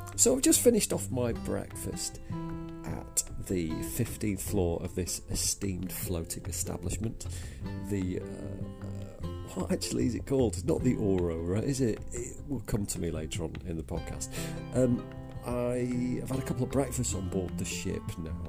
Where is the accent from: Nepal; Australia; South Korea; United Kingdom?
United Kingdom; Southport, North West England; my hometown of Southport